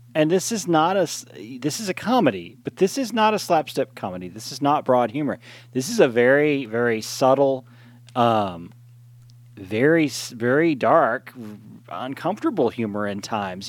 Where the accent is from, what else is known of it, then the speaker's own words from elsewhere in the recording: East Texas, United States; growing up in East Texas